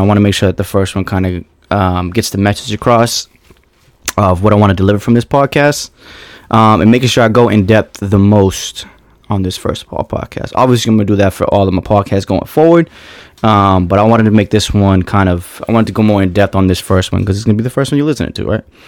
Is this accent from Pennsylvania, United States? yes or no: no; Boston, Massachusetts, United States; From Boston, Massachusetts